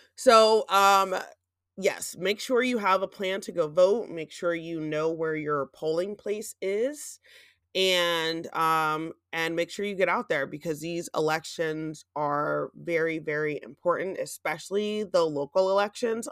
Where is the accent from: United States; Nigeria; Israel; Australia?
United States; Gouldsboro, Pennsylvania; moved away; my hometown in the Poconos of Goldsboro